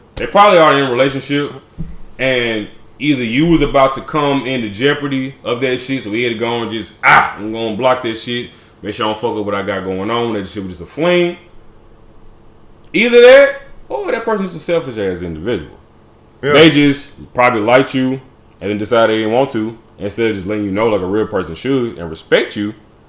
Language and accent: English; Lewisburg, Tennessee, United States; I'm from the Burbs. I'm from a town that's famous for goats, so you know I'm country as hell.